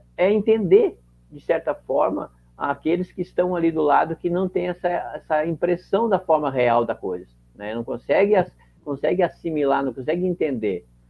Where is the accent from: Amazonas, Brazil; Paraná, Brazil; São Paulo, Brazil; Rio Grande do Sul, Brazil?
Rio Grande do Sul, Brazil; Caxias do Sul; sou de Caxias do Sul